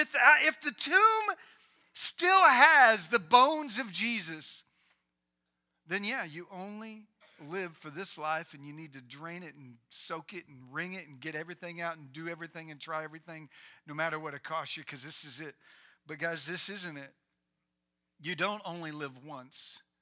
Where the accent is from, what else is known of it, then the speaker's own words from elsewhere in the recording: Indiana, United States; I grew up in Indiana, and back in the day, you used to give your mom corsages, right?